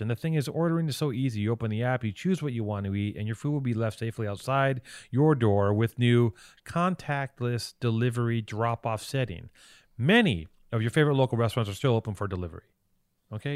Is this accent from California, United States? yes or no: yes; Los Angeles, California, United States; I grew up in Venice